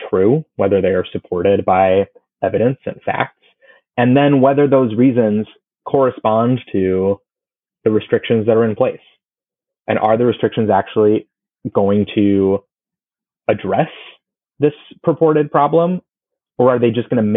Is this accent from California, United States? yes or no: no; Florida, United States; my home state of Florida